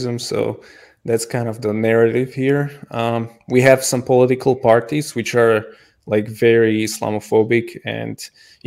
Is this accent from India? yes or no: no; Slovakia; now in Prague, Czech Republic; I don't live in Slovakia, but I am from Slovakia and I do plan to move there. But I live in Prague